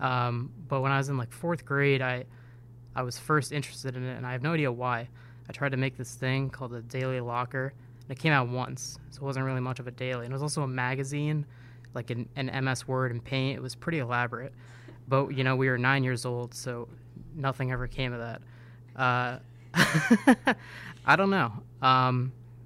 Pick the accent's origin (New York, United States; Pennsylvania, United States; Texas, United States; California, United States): New York, United States; upstate; moved away as an adult; also born or lived in Rochester, New York; now in St. Petersburg, United States; I'm originally from way upstate New York, about 5 minutes from the Canadian border and 5 minutes from the Vermont border.